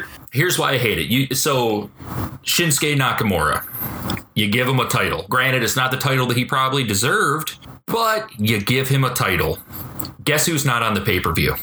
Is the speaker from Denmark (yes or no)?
no; Detroit, Michigan, United States; I'm from Detroit, born and raised